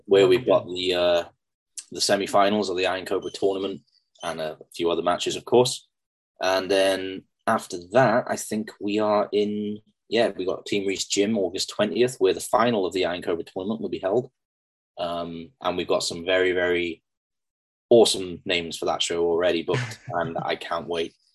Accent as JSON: {"language": "English", "town": "Pembroke", "region": "Wales", "country": "United Kingdom", "tie": "born or raised there", "said": "i'm going to be working in front of my hometown"}